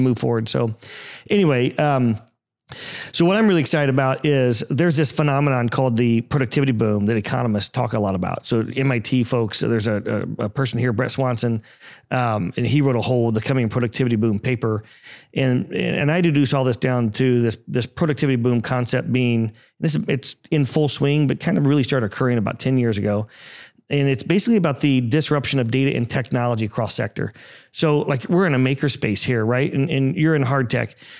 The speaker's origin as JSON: {"language": "English", "region": "Indiana", "country": "United States", "tie": "born or raised there", "also_born_or_lived": "Atlanta", "said": "I grew up in Indiana as well, about an hour north of Indianapolis on a small little farm, uh, about fifteen miles away from Purdue"}